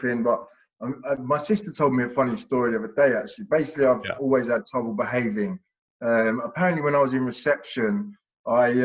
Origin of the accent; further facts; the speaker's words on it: Hertfordshire / Essex, East of England, United Kingdom; I grew up down in Hertfordshire in Essex